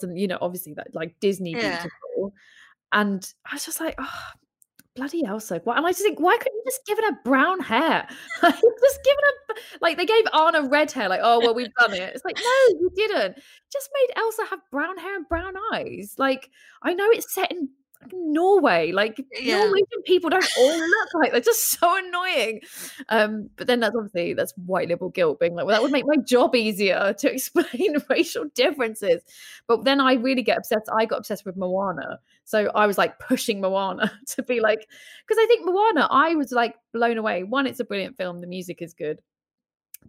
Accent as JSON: {"language": "English", "region": "London", "country": "United Kingdom", "tie": "born or raised there", "also_born_or_lived": "Brighton", "said": "I grew up in London, and where I grew up, again, wasn't like massively diverse, but was London diverse"}